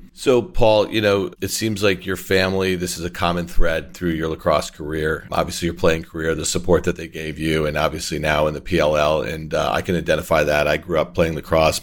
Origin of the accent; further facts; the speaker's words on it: Syracuse, New York, United States; I grew up in Syracuse in Onondaga County